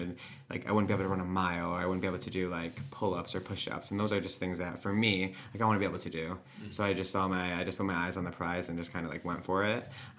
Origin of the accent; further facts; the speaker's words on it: Honeoye, near Rochester, New York, United States; I grew up in Honeyway